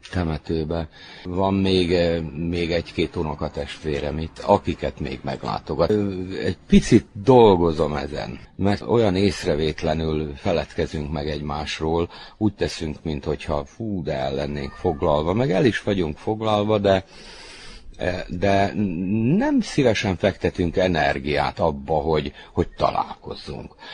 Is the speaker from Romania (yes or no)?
no; Čoka, Vojvodina, Serbia; also born or lived in Novi Kneževac; Itt töltöttem a, a gyerekkorom nagy részét, ugye az általános iskolát, itt fejeztem be